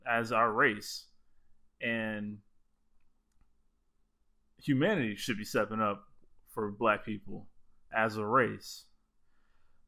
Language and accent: English; South Florida, United States; growing up where we grew up in Florida, in South Florida